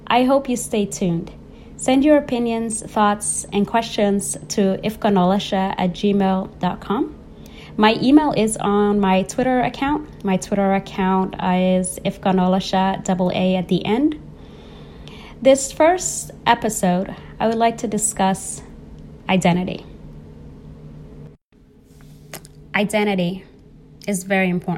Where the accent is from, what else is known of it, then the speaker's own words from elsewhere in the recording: United States; also born or lived in Somalia; I identify as Somali American because I've lived more of my life in America than Somalia